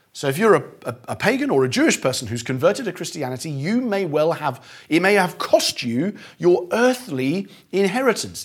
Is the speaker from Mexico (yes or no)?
no; Eastbourne, South East England, United Kingdom; my hometown of Eastbourne